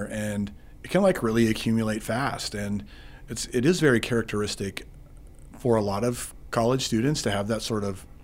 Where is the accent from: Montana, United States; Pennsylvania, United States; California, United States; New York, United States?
Montana, United States; Eastern; moved away as an adult; also born or lived in Dillon, Montana; now in Billings, United States; I'm from Eastern Montana